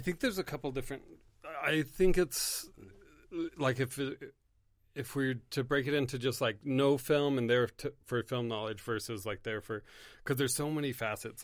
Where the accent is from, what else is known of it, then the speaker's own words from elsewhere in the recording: Carson City, Nevada, United States; also born or lived in Monterey, California; I grew up in Carson. I was born in Monterey